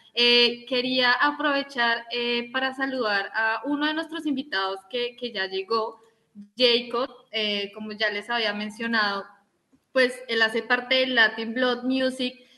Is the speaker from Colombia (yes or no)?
yes; Bogotá, Colombia; yo que soy de Bogotá